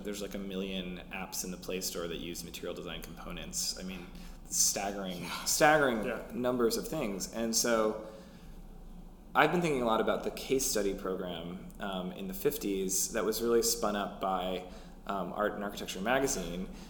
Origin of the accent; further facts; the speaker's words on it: Minneapolis, Minnesota, United States; I grew up in Minneapolis